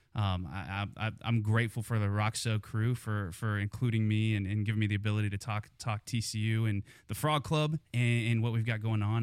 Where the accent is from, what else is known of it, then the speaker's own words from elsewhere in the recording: Kansas, United States; moved away as an adult; also born or lived in Missouri; now in Fort Worth, United States; I grew up in Kansas